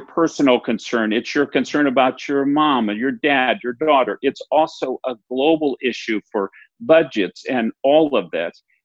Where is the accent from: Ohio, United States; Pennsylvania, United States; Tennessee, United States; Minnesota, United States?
Minnesota, United States; I'm a Minnesotan, and we are really famous for quoting our Paul Wellstone